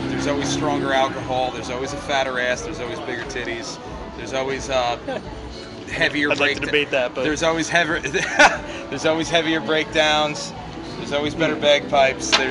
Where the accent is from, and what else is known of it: Sussex County, New Jersey, United States; now in Ocean County, New Jersey, United States